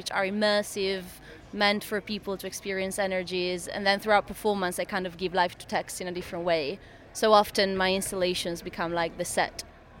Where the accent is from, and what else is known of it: Italy; English is a second language; now in London, United Kingdom